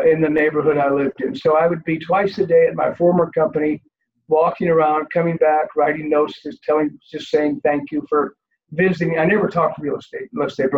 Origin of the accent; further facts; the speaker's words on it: Peoria, Illinois, United States; moved away; also born or lived in Colorado; I'm originally from Central Illinois. I'm one of nine children